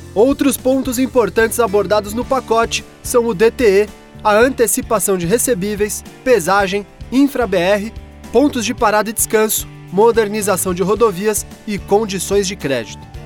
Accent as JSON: {"language": "Portuguese", "town": "Arapongas", "region": "Paraná", "country": "Brazil", "said": "tenho 53 anos, sou da cidade de Arapongas do Paraná"}